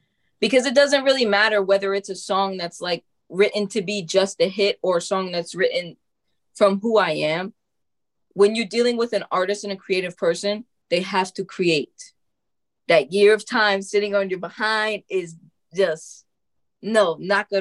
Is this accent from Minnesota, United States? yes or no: no; New York, United States; also born or lived in Tennessee; I am from New York